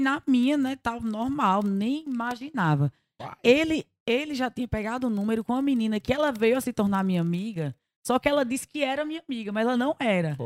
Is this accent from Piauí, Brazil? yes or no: no; Taperoá, Paraíba, Brazil; also born or lived in Rio de Janeiro; Eu sou carioca, mas fui criada em Taperoá, na Paraíba.